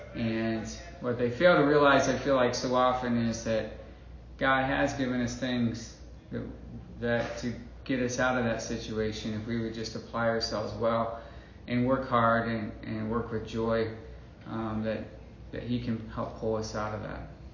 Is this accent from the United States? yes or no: yes; Indiana, United States; moved away as an adult; also born or lived in Burkina Faso; now in Mali; I grew up here in Indiana.